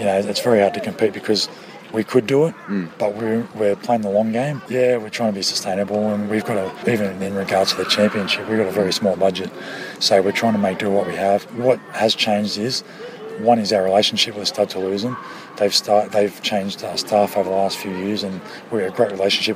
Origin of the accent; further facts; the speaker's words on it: Australia; moved away as an adult; now in France; I'm Australian, obviously, and I spent 17 years in France